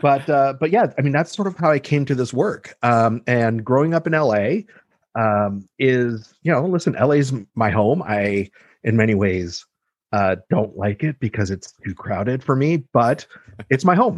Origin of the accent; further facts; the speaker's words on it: Los Angeles, California, United States; also born or lived in Mexico / Boulder, Colorado; moved i, i, to L A when I was two and basically lived here ever since